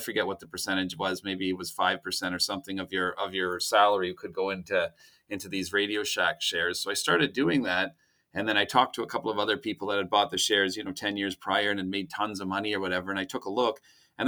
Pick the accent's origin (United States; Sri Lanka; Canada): Canada; Ottawa, Ontario; Born and raised in Ottawa